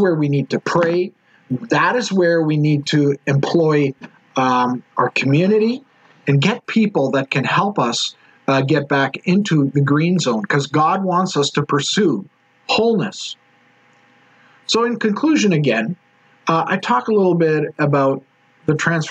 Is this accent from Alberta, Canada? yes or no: yes; Edmonton, Alberta, Canada; I'm actually from Edmonton